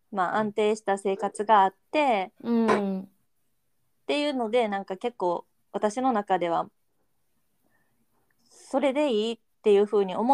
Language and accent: Japanese; Osaka, Japan; moved away as an adult; also born or lived in Tokyo; now in South Korea; 私もひとちゃんも大阪出身で、